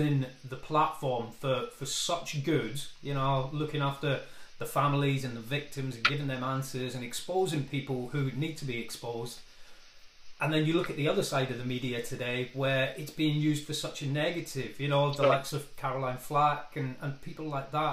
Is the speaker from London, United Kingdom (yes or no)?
no; Scotland, United Kingdom; we're both from Scotland.